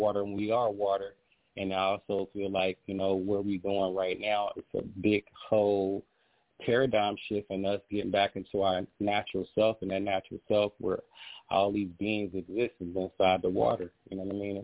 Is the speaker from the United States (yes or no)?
yes; Ohio, United States; I was born in Ohio